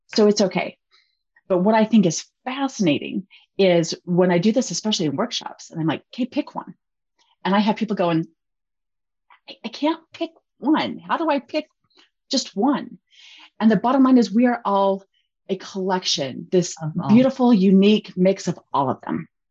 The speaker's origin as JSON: {"language": "English", "region": "Utah", "country": "United States", "said": "we're from Utah."}